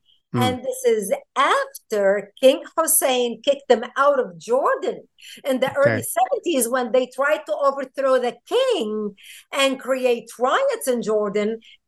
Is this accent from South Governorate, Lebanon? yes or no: yes; South Governorate, Lebanon; now in United States; I was born and raised in Lebanon, which used to be the only majority Christian country in the Middle East